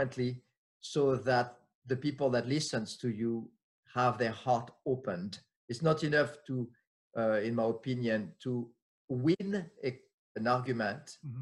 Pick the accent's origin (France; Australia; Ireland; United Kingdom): France; English is a second language; moved away as an adult; now in United States; I'm French, was born and raised in France